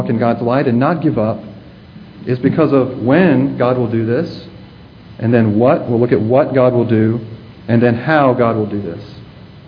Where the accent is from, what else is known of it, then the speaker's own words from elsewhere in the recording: Virginia, United States; I'm from Virginia, and we have some mountains in Virginia, the Blue Ridge Mountains.